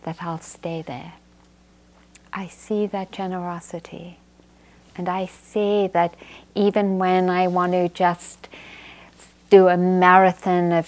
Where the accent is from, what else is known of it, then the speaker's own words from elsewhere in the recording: England, United Kingdom; moved away; I grew up in England